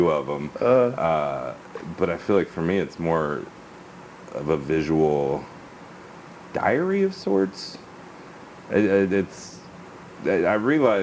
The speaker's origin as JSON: {"language": "English", "town": "Hoover", "region": "Alabama", "country": "United States", "tie": "born or raised there", "said": "From Birmingham. I grew up in Hoover. For people who aren't from Alabama, Hoover's a suburb"}